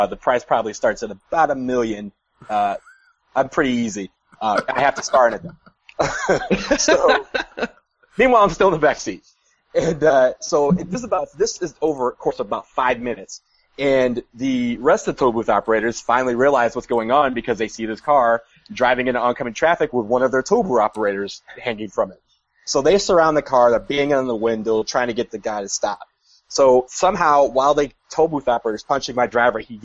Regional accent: United States; I'm a tourist from the United States

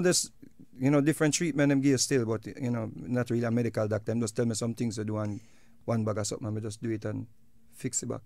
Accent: Jamaica; we are Jamaican

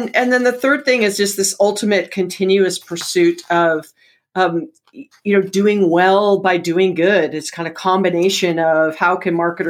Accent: Hawaii, United States; I was born and raised in Hawaii

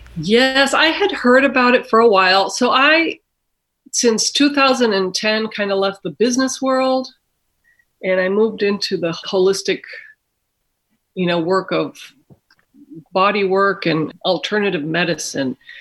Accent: Mexico; moved away; I was born and raised in Mexico myself

